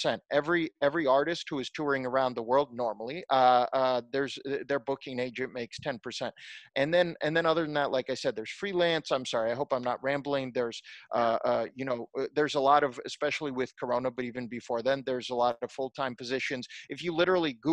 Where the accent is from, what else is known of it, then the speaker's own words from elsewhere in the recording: Ukraine; moved away; also born or lived in Silicon Valley / Los Angeles; I was born in Ukraine and, you know, speak English and Russian